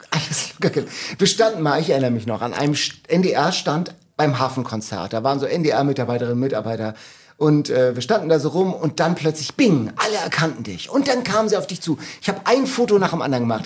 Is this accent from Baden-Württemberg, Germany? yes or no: no; Lübeck, Schleswig-Holstein, Germany; bei uns in Lübeck kam dann so ein Festzelt, Schützenfest